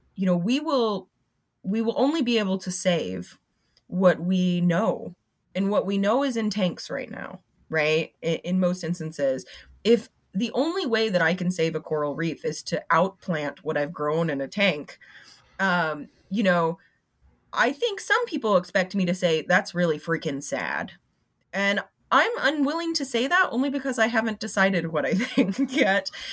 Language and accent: English; Florida, United States; I'm from Florida